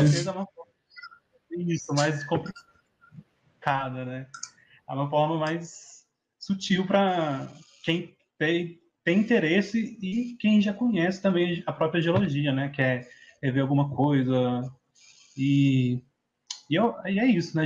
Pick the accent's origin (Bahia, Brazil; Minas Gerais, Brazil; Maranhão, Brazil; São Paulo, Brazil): Minas Gerais, Brazil; Patos de Minas; eu sou do, de Patos de Minas